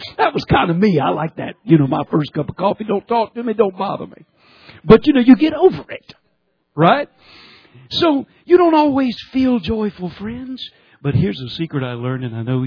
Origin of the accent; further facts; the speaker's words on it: Georgia, United States; I'm from Georgia